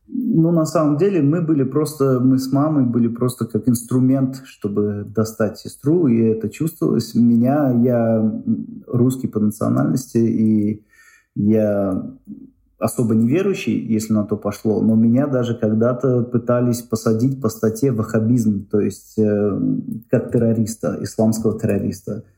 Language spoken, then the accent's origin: Russian; Tashkent, Uzbekistan; moved away as an adult; now in Belgium; Я там родился, вырос, это мой родной город